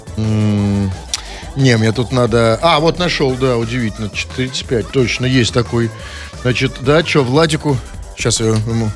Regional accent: Saint Petersburg, Russia; мы петербуржцы живем

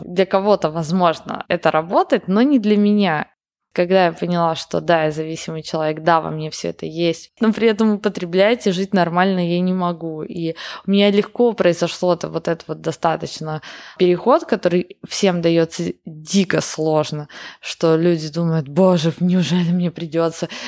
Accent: Yekaterinburg, Sverdlovsk Oblast, Russia; я из Екатеринбурга для меня это то же самое

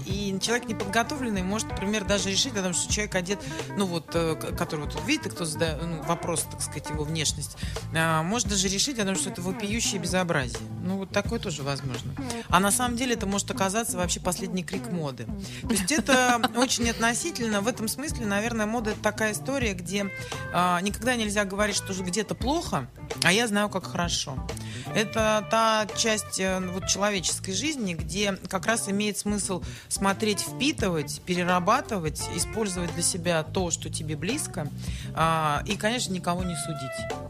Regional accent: Saint Petersburg, Russia; Мне всегда казалось, что я ленинградка

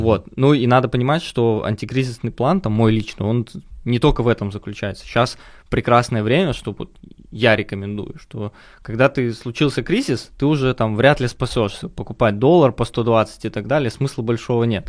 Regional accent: Minsk, Belarus; now in Moscow, Russia; я сам из Беларуси, из Минска

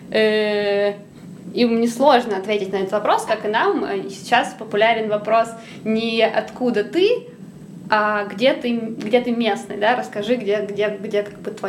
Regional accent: Yekaterinburg, Sverdlovsk Oblast, Russia; born there; родился в Екатеринбурге

